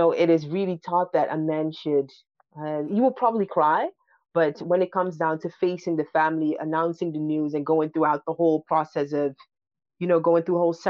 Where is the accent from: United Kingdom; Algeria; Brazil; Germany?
Germany; Berlin; English is a second language; I grew up here in Berlin. I think that, you know, Berlin is also like quite, I think it's even worse than here.